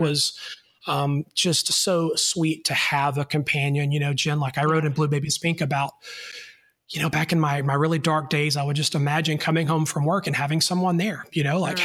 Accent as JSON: {"language": "English", "region": "North Alabama", "country": "United States", "said": "I am a boy from North Alabama"}